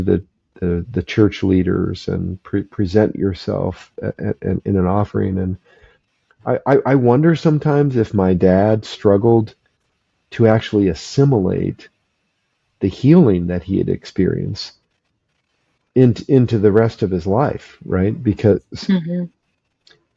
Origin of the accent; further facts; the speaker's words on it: Phoenix, Arizona, United States; we moved from Phoenix up to the mountains in Northern Arizona